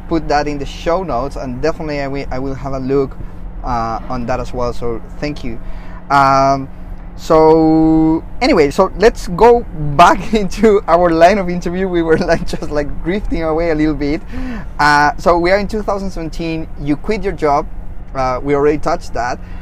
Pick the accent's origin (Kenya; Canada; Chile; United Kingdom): Chile; first language Spanish; English is a second language; moved away; I'm originally from Chile, so I uh, I do speak Spanish, my mother language.